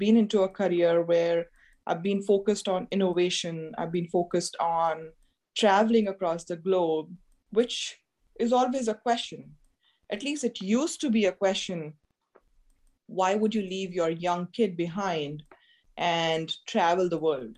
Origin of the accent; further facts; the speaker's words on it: India; being an Indian woman coming from a middle-class family